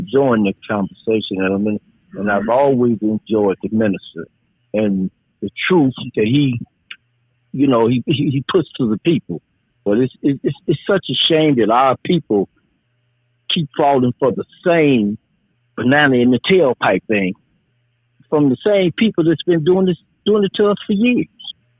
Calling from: Chicago, Illinois, United States; I'm calling from Chicago.

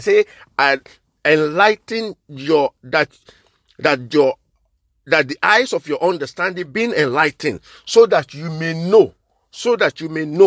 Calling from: London, United Kingdom; I'm coming from Liberty Arts Ministry, London in United Kingdom

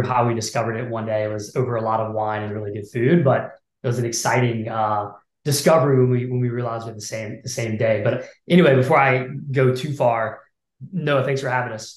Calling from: Austin, Texas, United States; I'm calling in from Austin, Texas. We're headquartered here

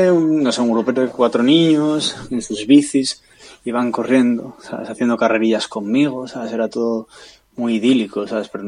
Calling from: Leeds, Yorkshire and the Humber, United Kingdom; de Leeds

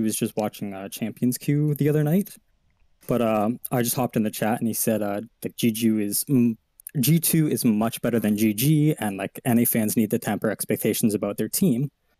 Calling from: Ontario, Canada; Southern Ontario, Canada.

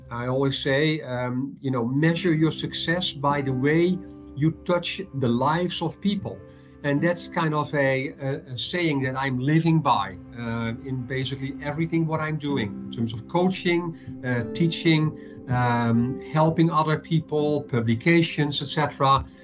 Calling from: Madrid, Community of Madrid, Spain; calling in from uh, Madrid, uh, Spain

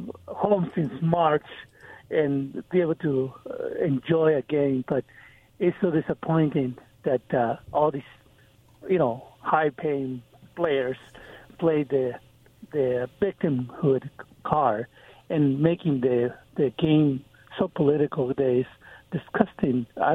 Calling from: Kennewick, Washington, United States; Yeah, this is … from Kennewick.

